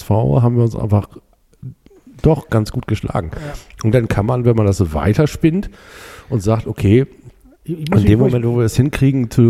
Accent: Germany; also ich bin ja hier aufgewachsen, ne? hier, hier oben in, in der Nähe von Hamburg und ähm, in einem kleinen Fischerdorf

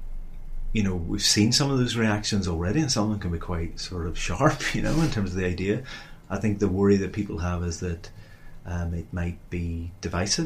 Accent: Derry, Northern Ireland, United Kingdom; I'm from the Northwest, from Derry

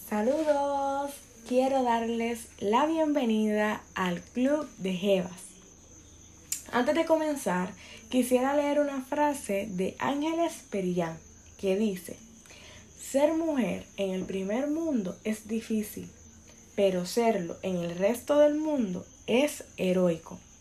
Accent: Puerto Rico; soy boricua

